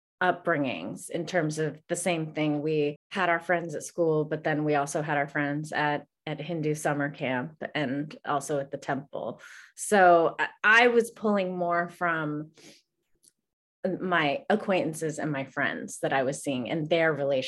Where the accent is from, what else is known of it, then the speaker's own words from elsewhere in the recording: Greensburg, Pennsylvania, United States; So I grew up in Greensburg, Pennsylvania, which is an hour east of Pittsburgh, the suburbs. It's where the movie takes place. It's where we shot the film. We shot in my parents' house, in the house that I grew up in.